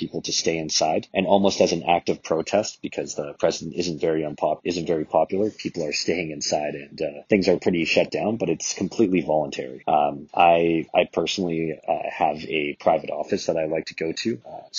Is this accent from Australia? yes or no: no; Canada; now in São Paulo, Brazil; I am Canadian, and I'm currently living in Sao Paulo, Brazil.